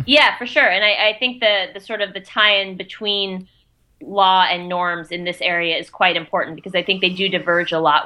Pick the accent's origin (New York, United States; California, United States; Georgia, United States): Georgia, United States; Atlanta; moved away as an adult; now in Maine, United States; growing up in Georgia in suburban Atlanta